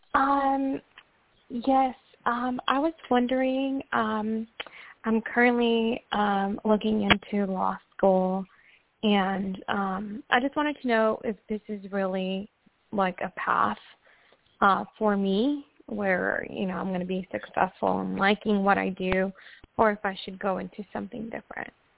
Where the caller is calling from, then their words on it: Washington, United States; I'm I'm calling from Washington State